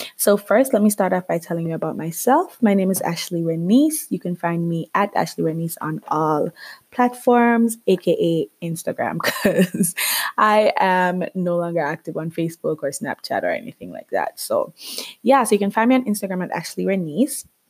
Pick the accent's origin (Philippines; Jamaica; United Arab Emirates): Jamaica; moved away as an adult; now in Canada; I am Jamaican. yes, I am Caribbean. Um, I grew up there for 21 years of my life before I moved to Canada